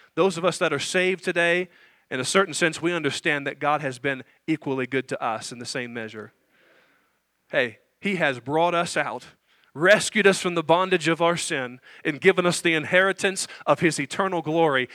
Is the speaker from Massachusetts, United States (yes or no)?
no; Indiana, United States; I grew up in Indiana